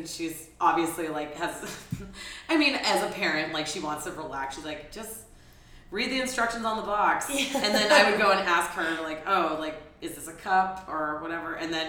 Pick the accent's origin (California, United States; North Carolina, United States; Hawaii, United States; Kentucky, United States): California, United States; Oakland; also born or lived in Alameda, California / New Orleans, Louisiana; now in San Francisco, United States; So I was born in Oakland. I went to high school in Alameda. Nice. So I have ties in both. My family's been in San Francisco for generations. Mm-hmm. Like I actually live in the neighborhood where my mom grew up.